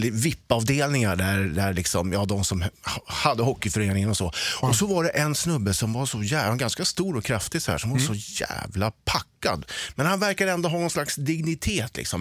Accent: Sweden; som ödmjuk svensk som man är

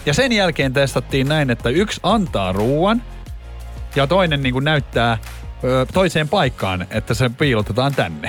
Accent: Espoo, Uusimaa, Finland; mä oon Espoosta

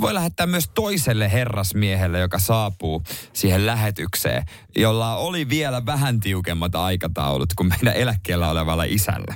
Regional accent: Seinäjoki, South Ostrobothnia, Finland; moved away; se on mun kotipaikkakunta

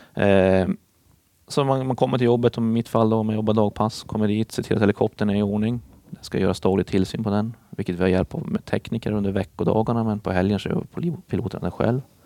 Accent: Boden, Norrbotten County, Sweden; moved away as an adult; also born or lived in Gothenburg; Det fanns ingen plats för mig då uppe i Boden där, där jag är ifrån

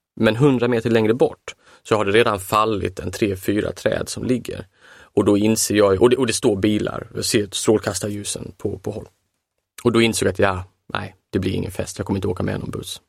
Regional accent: Halmstad, Halland County, Sweden; i min, min hemtrakt

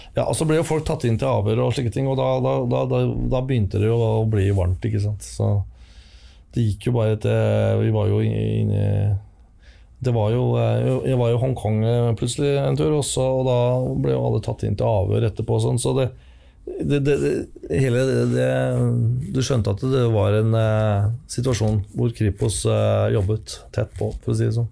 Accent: Finnskogen, Innlandet, Norway; Jo, jeg vokste opp på Finnskogen. Jeg var eh, to år gammel da vi flytta opp til Finnskogen

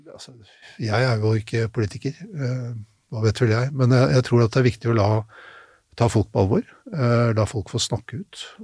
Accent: Norway; vi som nordmenn

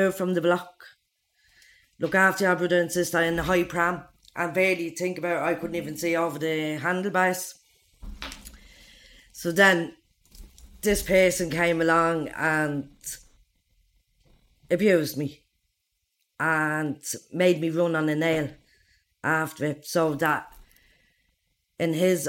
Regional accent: Dublin, Ireland; I'm from Darza Street Flats.

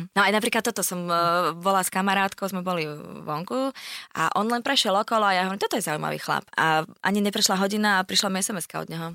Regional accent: Bratislava, Bratislava Region, Slovakia; ja som taký patriot, že ja by som ani neodišla z Bratislavy

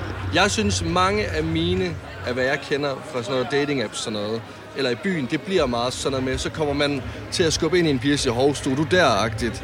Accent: Varde, Southern Denmark, Denmark; hjemme, der hvor jeg kommer fra i Varde

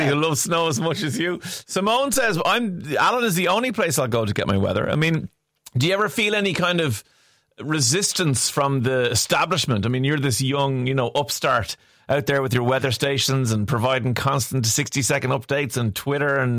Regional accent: Carlow, Leinster, Ireland; Now, I'm from Carlow too, so I'm not being biased

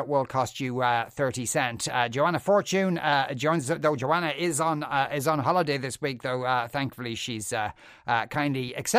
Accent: Spain; moved away; And because I'm from Spain, that meant lots of back and forth, pandemic permitting.

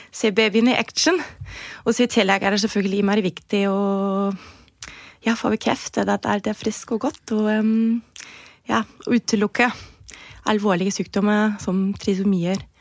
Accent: Germany; now in Norway; kommer jeg jo fra Tyskland

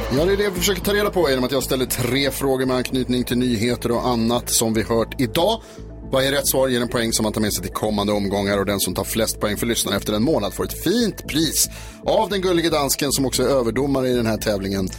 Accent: Stockholm, Stockholm County, Sweden; jag är uppväxt i Stockholm

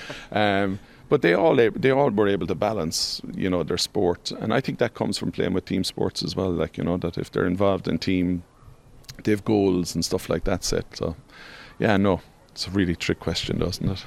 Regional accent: Tralee, Munster, Ireland; I'm from Tralee, so there was always good local rivalries there

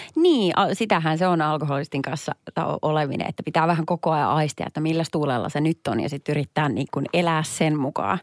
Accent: Perniö, Southwest Finland, Finland; now in Helsinki capital region, Finland; Mä oon siis lähtöisin pienestä Perniö-nimisestä paikasta

